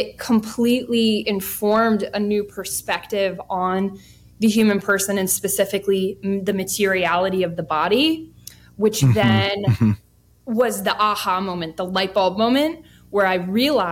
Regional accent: Bethlehem, Pennsylvania, United States; moved away as an adult; also born or lived in New York City; I'd be moving back to my hometown, but here I am

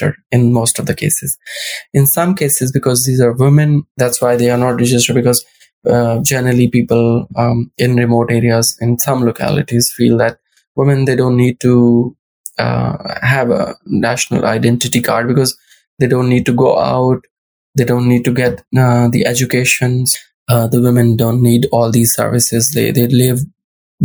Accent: Pakistan; I'm from Pakistan

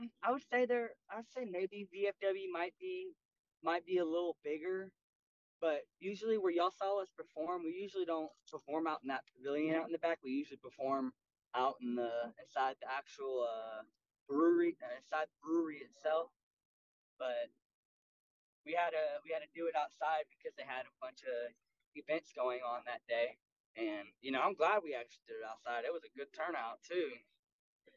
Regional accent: near Cypress, Texas, United States; Cypress because that's closest to my hometown

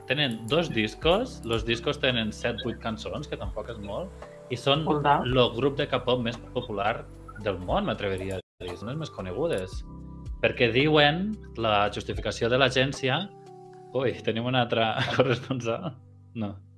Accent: Spain; jo d'Espanya

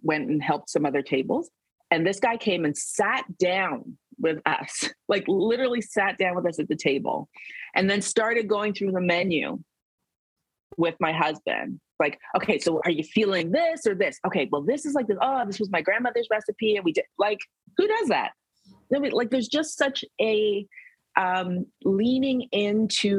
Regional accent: Canada; I'm from Canada. I was born and raised here.

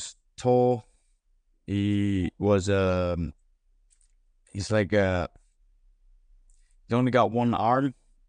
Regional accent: Reykjavik, Capital Region, Iceland; born there; But in Iceland, I was born in Reykjavik, just the capital.

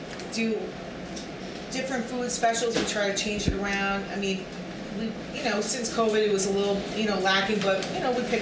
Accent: Yorktown, New York, United States; I grew up in Yorktown

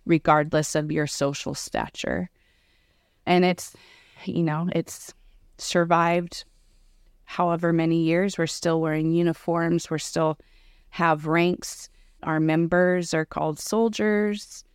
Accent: Pacific Northwest, United States; moved away; also born or lived in Southern California; I'm originally from the Pacific Northwest, so I'm used to the rain

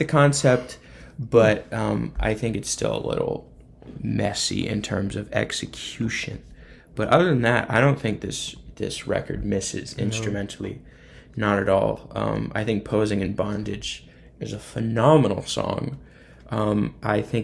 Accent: northern Indiana, United States; I'm from Indiana. Kokomo is more in South Indiana. I'm from the north part, closer to Michigan

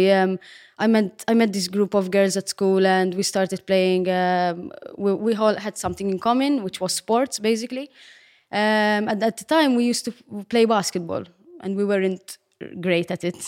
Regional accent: Gozo, Malta; Yes, I come from Gozo. Yes, I'm Gozitin.

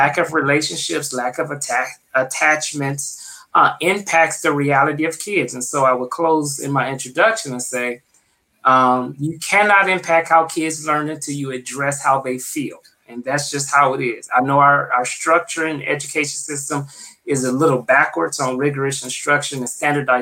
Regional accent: Flint, Michigan, United States; now in Tucson, United States; I come from the Midwest. I'm from Flint, Michigan.

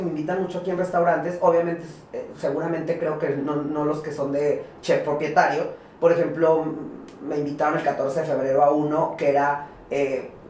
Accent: Jiménez, Chihuahua, Mexico; moved away; also born or lived in Torreón; yo soy de Torreón, y, eh, soy de Torreón y crecí en Jiménez, Chihuahua, en fin, de todo norteño.

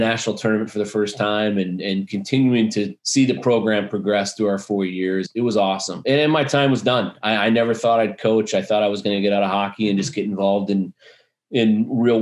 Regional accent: Indianapolis, Indiana, United States; moved away; also born or lived in Arizona; I grew up playing in Indianapolis.

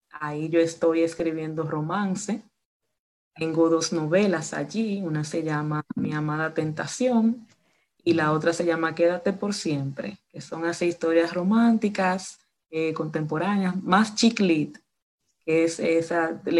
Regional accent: Dominican Republic; Pues soy de República Dominicana, pues caribeña, eh, soy maestra

